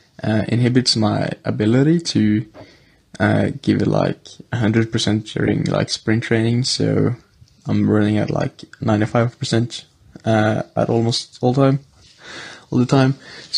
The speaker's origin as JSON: {"language": "English", "country": "Norway", "said": "from Norway."}